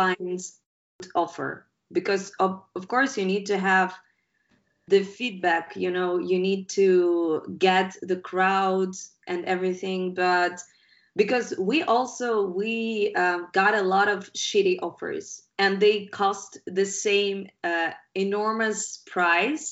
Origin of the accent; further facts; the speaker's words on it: Ukraine; we're guys from Ukraine. It's not a rich country.